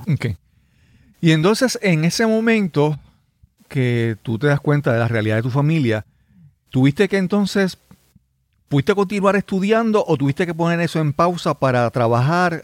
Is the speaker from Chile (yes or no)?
no; Yabucoa, Puerto Rico; mi pueblo natal es, le, los equipos deportivos de mi pueblo le llaman los azucareros